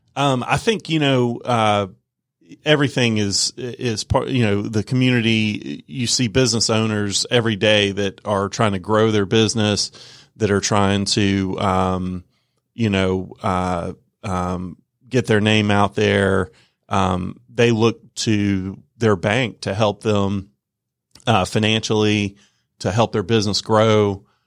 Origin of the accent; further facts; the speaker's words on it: Norcross, Georgia, United States; I'm a Georgia native, uh, born and raised in Georgia. Uh, grew up in the Norcross Peachtree Corners area.